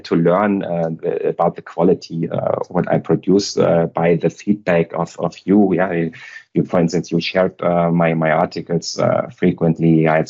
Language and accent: English; Hamburg, Germany; moved away as an adult; now in Munich, Germany; I'm now based in Munich, and I live outside of Munich. But I'm originally from Hamburg, so from totally... The upper north. And there I've grown up and lived there for 36 years. So I moved to the Munich region 11 years back only.